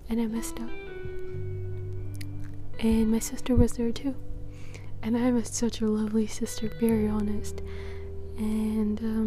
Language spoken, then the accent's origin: English; Netherlands; I'm from the Netherlands